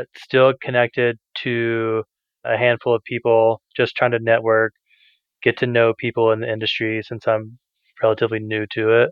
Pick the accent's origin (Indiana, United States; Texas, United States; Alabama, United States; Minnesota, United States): Alabama, United States; also born or lived in Colorado; now in Utah, United States; I'm originally from Alabama